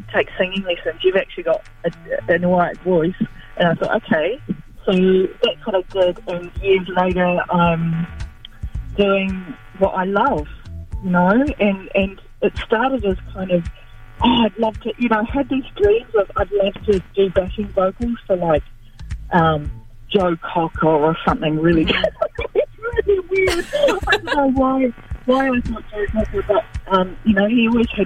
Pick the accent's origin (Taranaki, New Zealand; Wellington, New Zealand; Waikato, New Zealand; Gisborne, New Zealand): Gisborne, New Zealand; I was born and bred in Gisborne